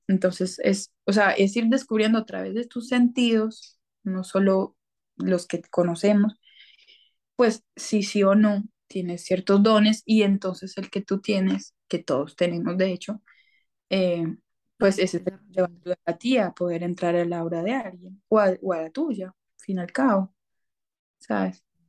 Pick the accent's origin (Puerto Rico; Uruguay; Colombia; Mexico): Colombia; yo soy colombiana